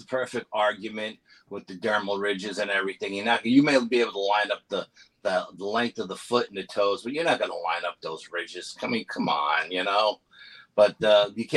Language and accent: English; New York, United States; I'm from New York